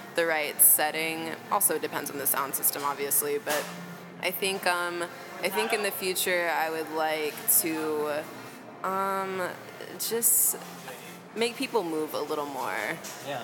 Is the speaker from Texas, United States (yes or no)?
yes; Texas, United States; now in Chicago, United States; I'm from Texas originally